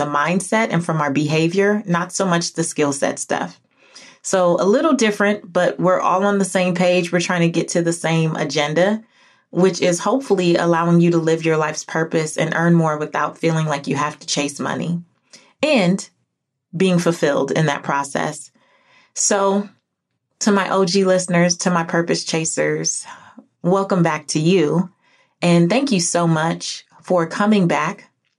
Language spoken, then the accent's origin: English; California, United States; now in Georgia, United States; Now, I'm from California, moved back to Georgia, and Georgia's very green